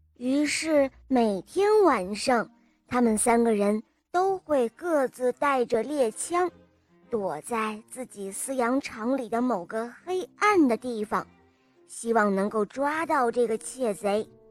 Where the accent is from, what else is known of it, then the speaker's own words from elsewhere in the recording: Yanbian, Jilin, China; 我七岁了，我来自吉林延边